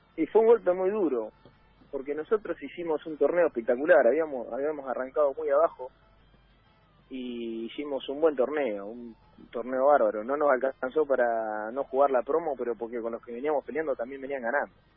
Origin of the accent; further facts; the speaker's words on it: Trelew, Chubut, Argentina; moved away; yo soy de tres de Chubut. Le digo pueblo porque cuando iba a mi ciudad